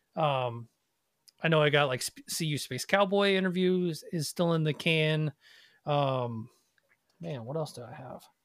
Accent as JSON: {"language": "English", "town": "Nashville", "region": "Tennessee", "country": "United States", "tie": "born or raised there", "said": "I grew up in Nashville"}